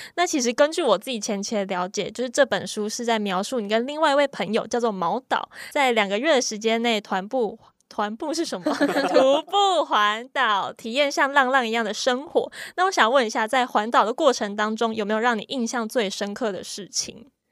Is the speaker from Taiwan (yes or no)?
yes; Kaohsiung, Taiwan; 我老家就是在高雄嘛，其实是乡下